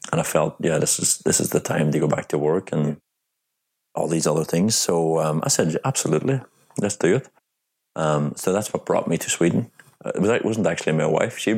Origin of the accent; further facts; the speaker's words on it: Ireland; because I'm from Ireland and people are very open in Ireland.